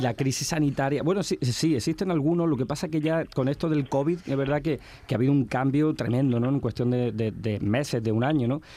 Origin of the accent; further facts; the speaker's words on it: Huétor-Tájar, Andalusia, Spain; de aquí, de, de, de mi pueblo, de Huetortaja